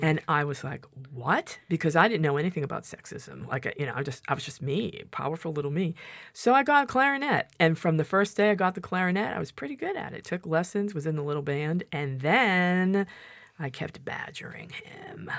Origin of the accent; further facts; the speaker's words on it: Massachusetts, United States; moved away as an adult; also born or lived in Santa Barbara, California; I grew up here in Massachusetts